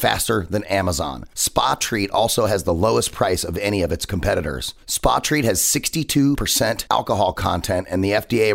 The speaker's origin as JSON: {"language": "English", "country": "United States", "said": "as an American"}